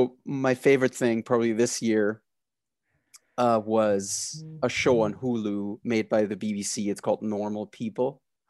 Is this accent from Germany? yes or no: yes; Berlin, Germany; I grew up in Berlin in Germany, so I fell in love with this sort of French Belgian comics